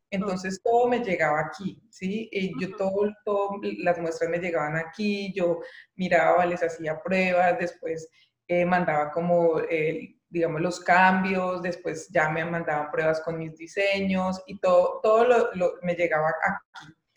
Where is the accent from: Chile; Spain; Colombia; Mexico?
Colombia; moved away as an adult; now in Germany; Yo estaba realmente muy cómoda en mi país, tenía un, buen trabajo